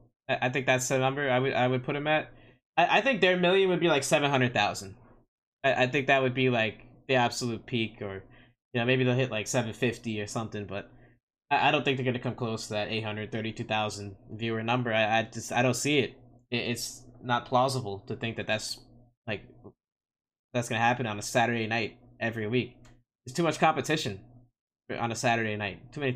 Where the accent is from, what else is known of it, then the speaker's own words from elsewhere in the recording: Cleveland, Ohio, United States; We were just in Cleveland. My hometown. You think I called any of my friends that I went to high school with?